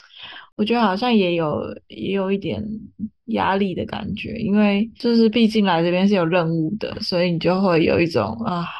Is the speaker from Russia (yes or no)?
no; Taiwan; now in China; 但是像我们是台湾过来的。呃，员工的话就会比较不一样，就是因为我们礼拜六是算台湾的加班费